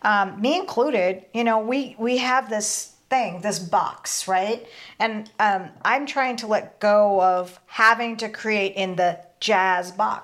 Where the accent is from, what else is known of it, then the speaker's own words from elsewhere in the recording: Oregon, United States; moved away; also born or lived in Colorado; I grew up in Oregon